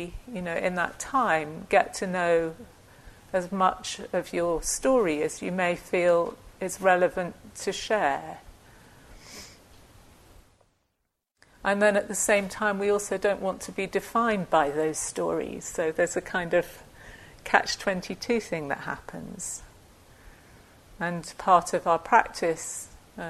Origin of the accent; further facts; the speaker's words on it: United Kingdom; I'm British